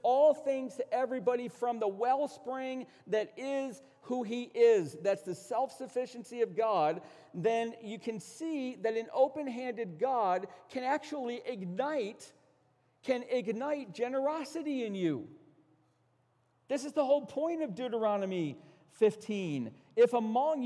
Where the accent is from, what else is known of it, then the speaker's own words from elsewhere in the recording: United States; We're American pragmatists